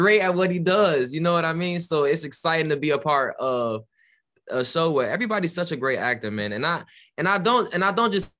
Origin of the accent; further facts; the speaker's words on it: Chicago, Illinois, United States; I'm from the south suburbs of Chicago. So I'm local.